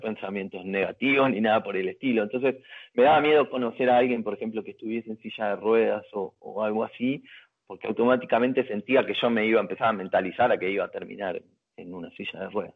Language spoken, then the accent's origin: Spanish; Argentina; somos argentinos